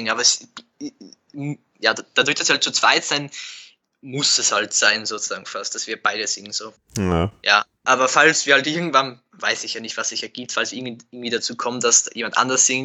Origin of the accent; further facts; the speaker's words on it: Burgenland, Austria; Nein, ich bin aus dem Burgenland.